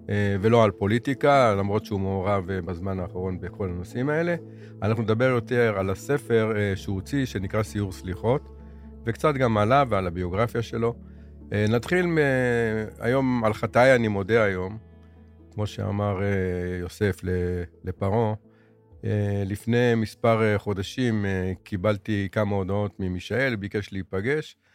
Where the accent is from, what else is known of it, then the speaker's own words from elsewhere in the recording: Jerusalem, Jerusalem District, Israel; born there; אני נולדתי בערך 25 מטרים מבית הכנסת אדס.